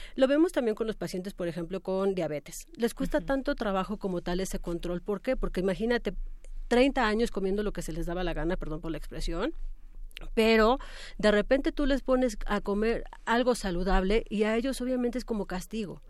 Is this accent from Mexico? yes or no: yes; Mexico